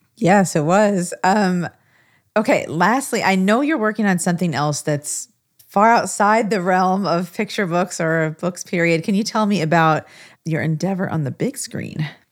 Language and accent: English; Des Moines, Iowa, United States; Des Moines, Iowa, my hometown